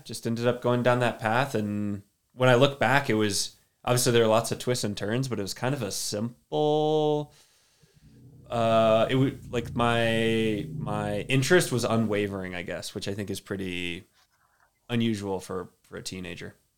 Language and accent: English; Austin, Texas, United States; now in Durango, United States; I'm from Austin, Texas originally. Well, little, little town outside of Austin